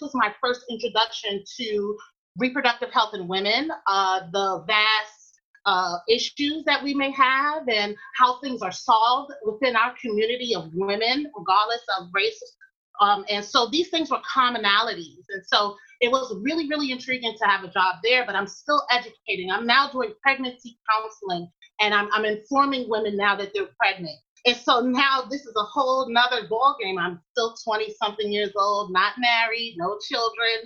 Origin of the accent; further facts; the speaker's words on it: New York City, New York, United States; moved away as an adult; also born or lived in Durham, North Carolina; I'm from Queens, New York, and I grew up in an environment where it was largely African-American